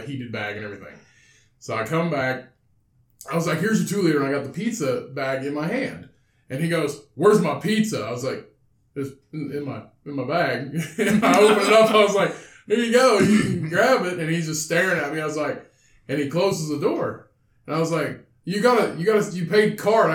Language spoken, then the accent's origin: English; Bedford, Indiana, United States; also born or lived in Vincennes, Indiana; we're from Bedford